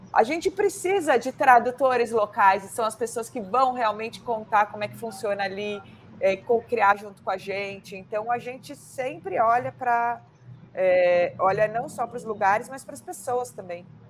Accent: São Paulo, Brazil; somos de São Paulo

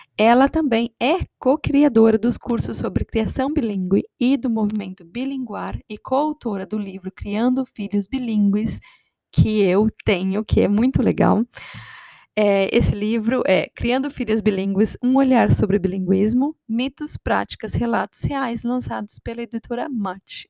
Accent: Brazil; moved away; eu sou brasileira, meu marido é sul-africano

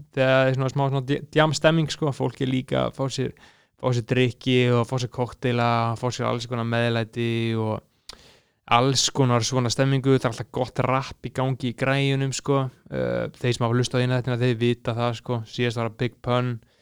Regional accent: Iceland

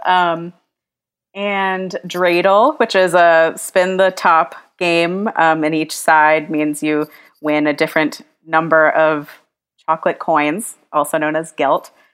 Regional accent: the South, United States; a Jewish girl growing up in the South

